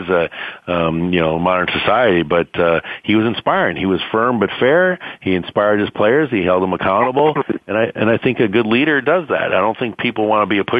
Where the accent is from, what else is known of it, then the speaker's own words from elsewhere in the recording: Wisconsin, United States; now in San Diego, United States; I'm from Wisconsin. I'm a Wisconsin boy